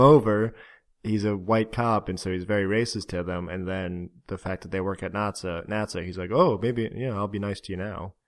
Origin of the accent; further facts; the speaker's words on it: Florida, United States; moved away; we're from Florida